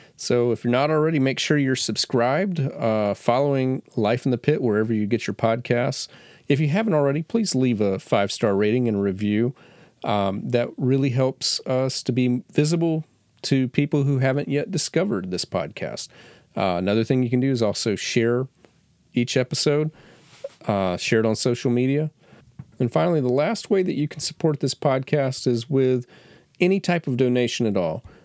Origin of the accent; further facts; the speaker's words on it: Florida, United States; I grew up in Florida